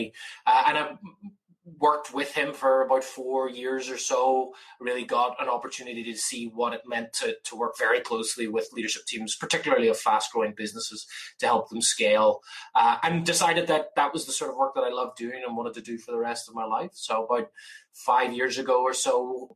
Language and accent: English; Belfast, Northern Ireland, United Kingdom; moved away as an adult; also born or lived in Massachusetts; now in Laguna Beach, United States; growing up in Belfast, where it rained every single day